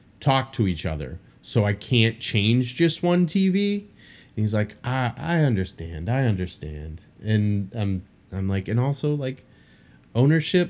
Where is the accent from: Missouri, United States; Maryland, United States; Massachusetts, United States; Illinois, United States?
Illinois, United States; now in New Orleans, United States; I'm from Illinois